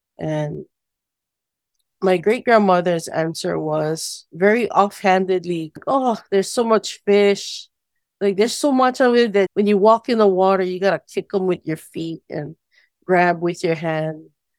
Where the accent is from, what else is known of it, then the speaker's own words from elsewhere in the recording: Molokaʻi, Hawaii, United States; I was born and raised on Molokaʻi during the 1970s, so child of the Aloha Aina movement.